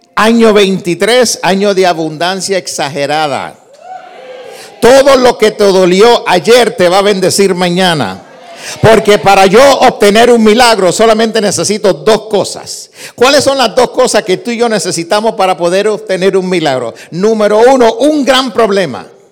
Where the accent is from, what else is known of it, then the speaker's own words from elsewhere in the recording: New York City, New York, United States; also born or lived in Puerto Rico; yo nací en Nueva York, me crié en Nueva York, soy de padres puertorriqueños, aprendí a hablar español en Puerto Rico, así que soy New Yorker.